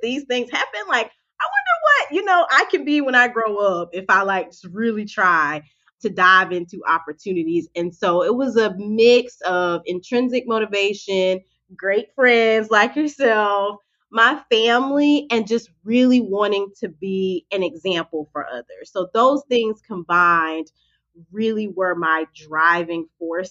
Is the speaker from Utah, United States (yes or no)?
no; Lakeview, South Carolina, United States; also born or lived in Conway, South Carolina / West Palm Beach, Florida; I am from a teeny, teeny town in South Carolina. I'm from Lakeview.